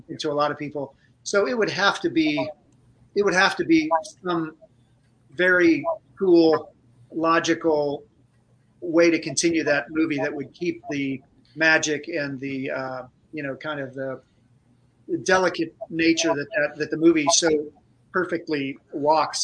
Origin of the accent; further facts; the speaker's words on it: Cleveland, Ohio, United States; I grew up in Cleveland